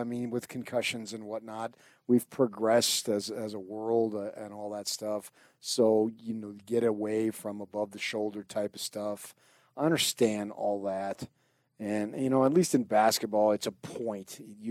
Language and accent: English; New Jersey, United States; because it's not too far from where I grew up in New Jersey